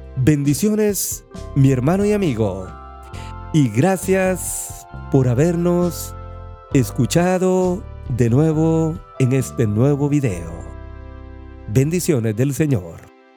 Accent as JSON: {"language": "Spanish", "country": "Guatemala", "moved": "yes", "said": "Guatemala, nuestro país de origen"}